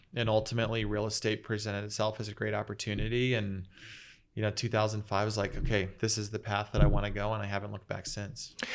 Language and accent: English; Phoenix, Arizona, United States; also born or lived in San Diego; I grew up here in Phoenix. grew up in Moon Valley in North Phoenix